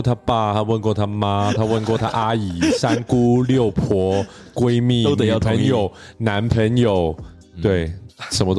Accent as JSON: {"language": "Chinese", "country": "Canada", "tie": "born or raised there", "first_language": "English", "second_language": "Chinese", "said": "哦，我在这边长大的，哦，我是加拿大人啊"}